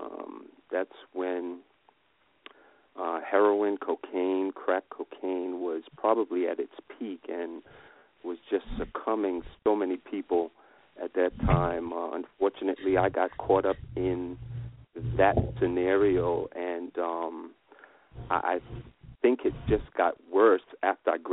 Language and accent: English; New York, United States; I am a New Yorker, and I was born in New York.